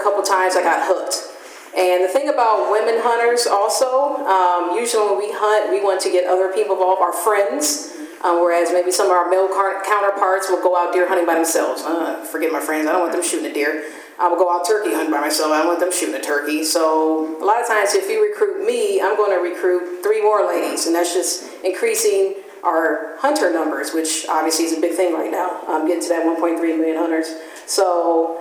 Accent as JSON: {"language": "English", "town": "Gary", "region": "Indiana", "country": "United States", "tie": "born or raised there", "moved": "yes", "lives_now": "Fort Wayne, United States", "said": "I grew up in Gary, Indiana"}